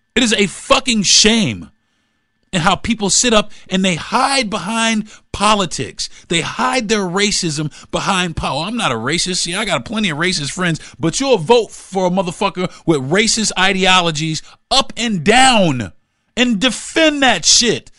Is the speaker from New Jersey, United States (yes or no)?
no; Florida, United States; growing up in Florida